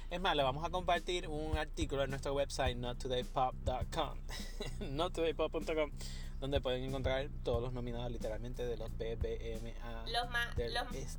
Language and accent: Spanish; Puerto Rico; yo, sé que tú eres boricua, nosotros somos boricua, pero hello.